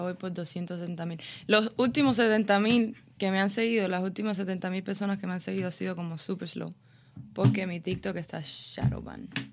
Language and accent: Spanish; Cuba; now in Miami, United States; Está el cubano normal, el que le gusta el cubaneo, como yo